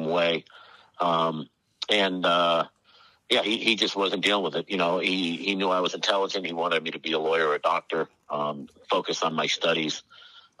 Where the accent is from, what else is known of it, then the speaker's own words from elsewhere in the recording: Fairfield County, Connecticut, United States; also born or lived in Massachusetts; I grew up in Fairfield County, you know, private schools